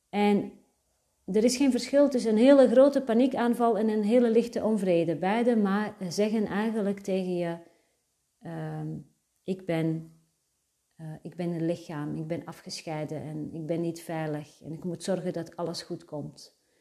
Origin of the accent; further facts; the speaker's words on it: Antwerp, Flanders, Belgium; Daarvoor was de plek waar ik opgroeide perfect. Antwerpen